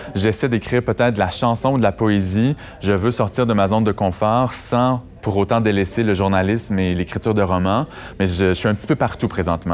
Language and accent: French; Amos, Quebec, Canada; moved away as an adult; also born or lived in Montreal; c'était en Abitibi, dans ma ville natale